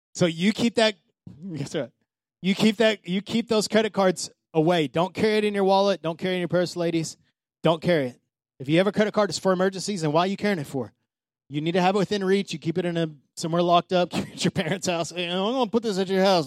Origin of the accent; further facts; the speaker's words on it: Odessa, Texas, United States; moved away; Odessa, my hometown